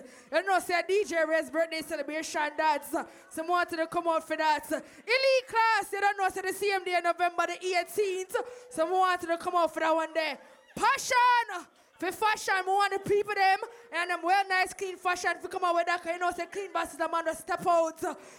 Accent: Jamaica; We're all Jamaican in here.

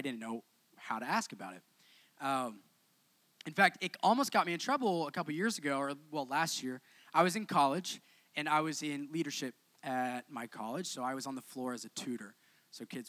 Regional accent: Oklahoma, United States; moved away; grew up in Oklahoma

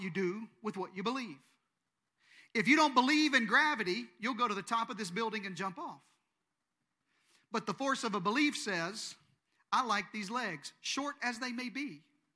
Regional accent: Eastern Arkansas, United States; I'm from Eastern Arkansas

